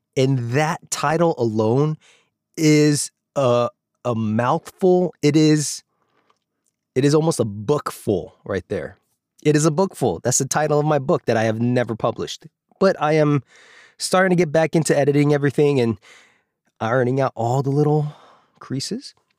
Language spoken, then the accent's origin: English; Alaska, United States; moved away; also born or lived in Los Angeles; when I was growing up in Alaska